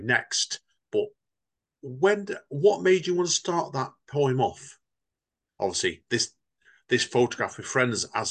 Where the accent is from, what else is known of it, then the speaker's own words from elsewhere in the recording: Stretford, North West England, United Kingdom; I grew up in Stretford in South Manchester